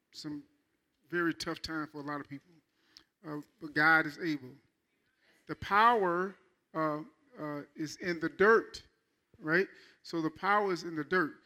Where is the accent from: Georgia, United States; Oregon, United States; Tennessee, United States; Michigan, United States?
Michigan, United States; I'm from Michigan